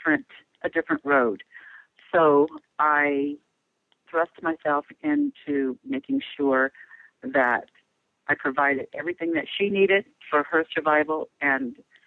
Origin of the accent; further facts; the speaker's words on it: Kokomo, Indiana, United States; moved away as an adult; I grew up in Kokomo, Indiana. It's a small town in the Midwest. And my parents were working class people, so I grew up in that environment.